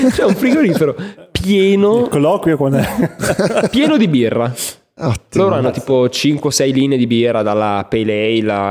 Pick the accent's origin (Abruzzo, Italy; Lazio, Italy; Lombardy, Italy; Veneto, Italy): Lombardy, Italy; Milan; da milanese ribadisco che non è che ha viaggiato